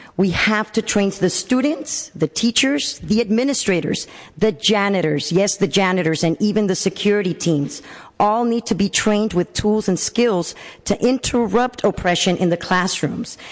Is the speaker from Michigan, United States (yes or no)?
no; San Francisco, California, United States; I'm born and raised in San Francisco